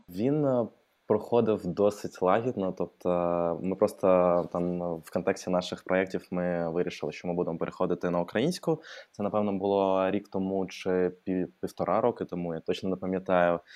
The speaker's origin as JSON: {"language": "Ukrainian", "town": "Odesa", "region": "Odesa Oblast", "country": "Ukraine", "second_language": "Ukrainian", "moved": "as an adult", "lives_now": "Kyiv, Ukraine", "said": "я взагалі е, з Одеси"}